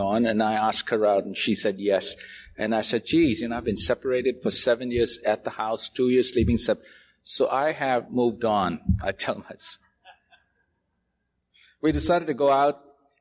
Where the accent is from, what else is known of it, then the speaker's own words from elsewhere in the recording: Mumbai, Maharashtra, India; I was born in Bombay